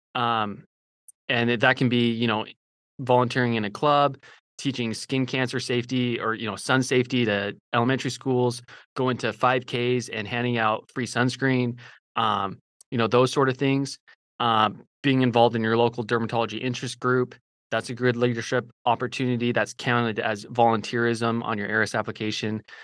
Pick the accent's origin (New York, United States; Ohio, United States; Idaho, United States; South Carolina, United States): Idaho, United States; also born or lived in Utah; now in Fort Worth, United States; I'm from Idaho originally